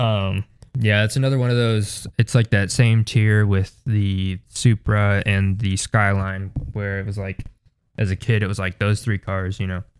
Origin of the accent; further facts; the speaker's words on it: United States; being American